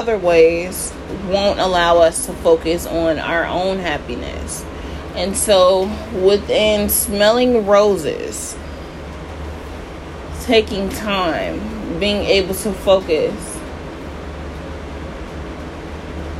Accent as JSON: {"language": "English", "country": "United States", "said": "being an American citizen"}